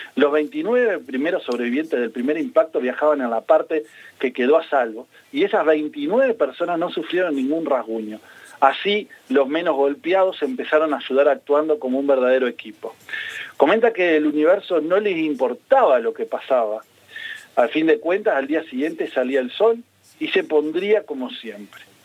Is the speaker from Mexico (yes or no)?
no; Uruguay; como todo uruguayo